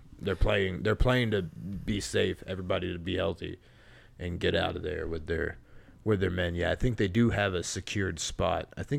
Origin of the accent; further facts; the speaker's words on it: Texas, United States; I'm from Texas.